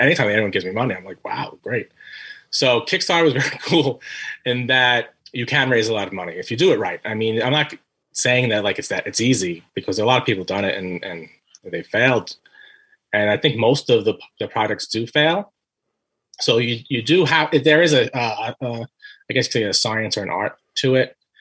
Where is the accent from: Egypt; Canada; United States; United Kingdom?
United States; New York City, New York; moved away as an adult; now in Staten Island, United States; I'm originally from Brooklyn. Then we I moved to Staten Island about 11 years ago